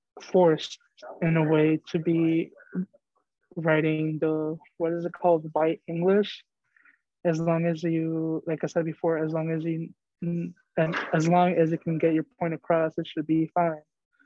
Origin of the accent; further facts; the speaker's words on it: Schaumburg, Illinois, United States; Like, do I say I'm from Mexico? Or do I say I'm from Schaumburg, a suburb in Chicago? Like, what form of where are you from do you want? My ethnicity or my hometown?